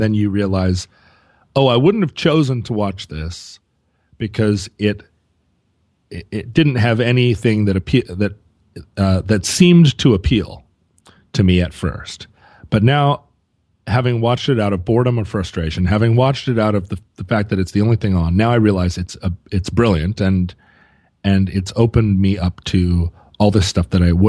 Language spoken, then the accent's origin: English; San Francisco, California, United States; Growing up in San Francisco, … was just everywhere.